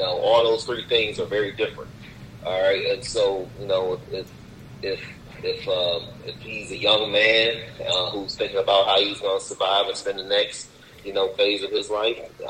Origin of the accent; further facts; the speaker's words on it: Cleveland, Ohio, United States; we grew up in Cleveland